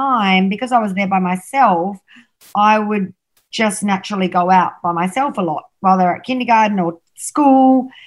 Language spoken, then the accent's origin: English; Australia; I'm Australian